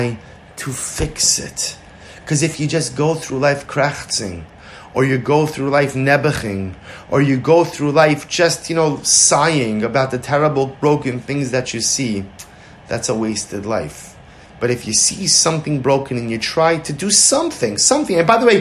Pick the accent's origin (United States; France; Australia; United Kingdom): United States; New York; now in Baltimore, United States; I'm from New York originally